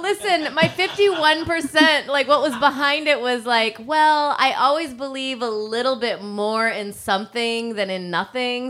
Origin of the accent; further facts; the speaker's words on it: Rockford, Illinois, United States; I grew up in Rockford